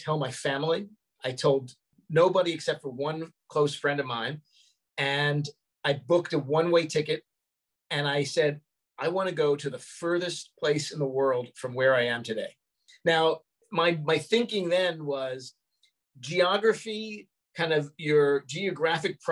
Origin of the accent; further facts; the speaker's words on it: New York City, New York, United States; moved away; also born or lived in Los Angeles; I grew up in Brooklyn, which even though it's only about 40 minutes away, it felt like a universe away